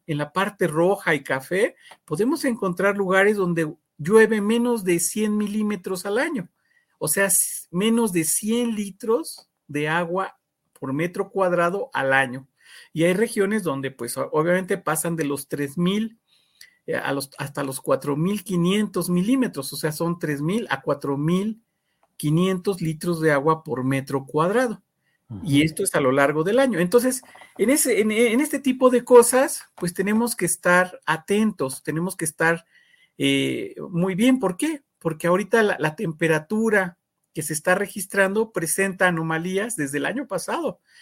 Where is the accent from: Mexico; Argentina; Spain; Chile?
Mexico; como mexicanos